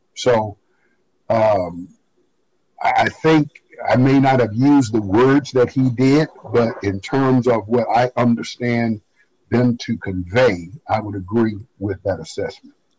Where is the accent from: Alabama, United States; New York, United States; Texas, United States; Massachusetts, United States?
Alabama, United States; Birmingham; moved away as an adult; also born or lived in Montgomery, Alabama; I was raised in Birmingham, in segregated Birmingham